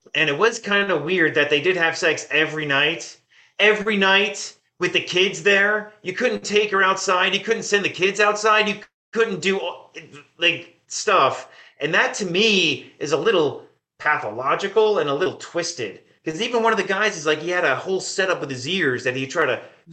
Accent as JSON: {"language": "English", "area": "Sussex County", "region": "New Jersey", "country": "United States", "tie": "born or raised there", "moved": "yes", "said": "I grew up in Sussex County, New Jersey"}